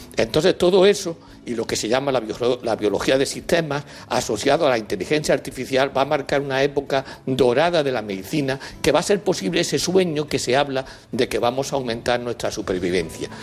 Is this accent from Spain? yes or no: yes; Spain; Nosotros, en España, con el jamón ibérico